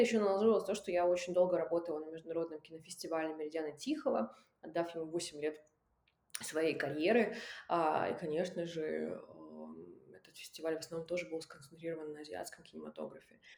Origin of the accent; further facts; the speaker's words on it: Russian Far East, Russia; moved away; я выросла на Дальнем Востоке